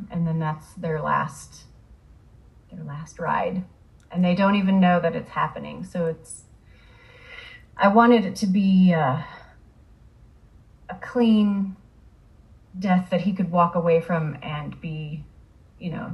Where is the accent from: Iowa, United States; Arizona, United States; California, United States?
Iowa, United States; I grew up in Iowa, and I spent a lot of time in Iowa City